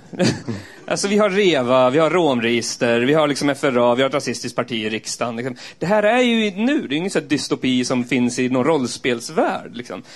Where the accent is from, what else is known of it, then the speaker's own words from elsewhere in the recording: Eskilstuna, Södermanland, Sweden; jag kommer från Eskilstuna